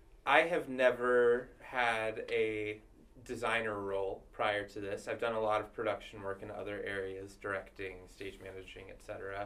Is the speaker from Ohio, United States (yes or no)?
yes; Columbus, Ohio, United States; moved away; I'm from Columbus, Ohio originally. I went to school at Miami University, which is in Ohio, not Florida.